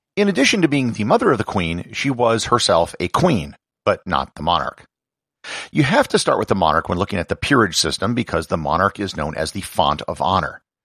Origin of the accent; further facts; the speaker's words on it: United States; as an American